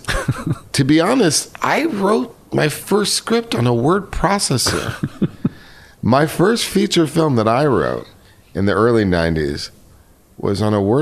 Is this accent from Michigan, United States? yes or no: no; New York City, New York, United States; moved away; I was raised in New York City